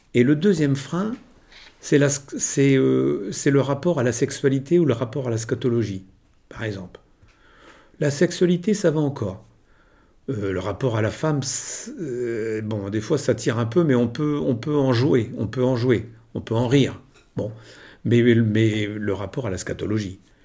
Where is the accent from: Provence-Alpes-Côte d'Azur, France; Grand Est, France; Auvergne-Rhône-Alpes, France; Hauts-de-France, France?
Hauts-de-France, France; Moreuil; j'ai passé toute, euh, toute ma vie, enfin toute ma jeunesse à Moreuil